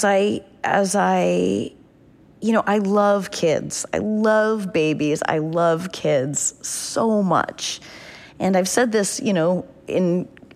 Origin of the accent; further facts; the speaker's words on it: New Hampshire, United States; growing up in New Hampshire